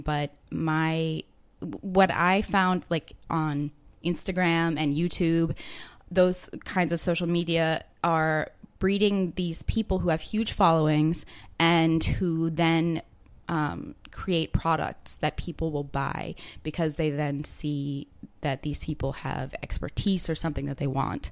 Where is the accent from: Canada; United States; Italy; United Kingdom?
United States; Baltimore, Maryland; moved away as an adult; now in Chiang Mai, Thailand; I'm from Baltimore, Maryland, so on um, the East Coast, and I moved here about two months ago